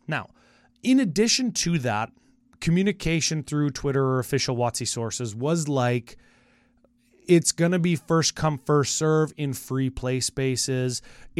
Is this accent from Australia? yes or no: no; Canada; Okay, so we are coming from Canada, and remember the exchange rate's about like 30% higher for us.